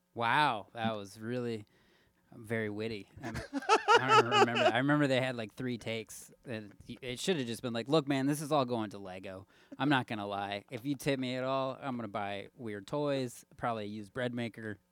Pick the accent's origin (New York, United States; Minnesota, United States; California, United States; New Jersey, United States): Minnesota, United States; moved away as an adult; also born or lived in Los Angeles; I'm from Minnesota